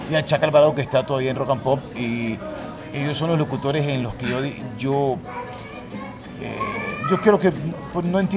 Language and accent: Spanish; Guayaquil, Guayas, Ecuador; now in Honduras; De Guayaquil. Ajá. Yo, le digo a la gente, yo vine a Honduras en el 94